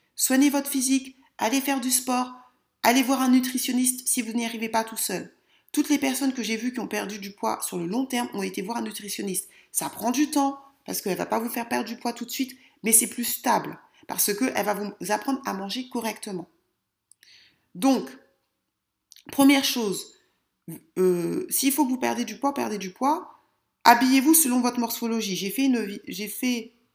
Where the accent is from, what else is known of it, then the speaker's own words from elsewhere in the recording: France; moi je suis française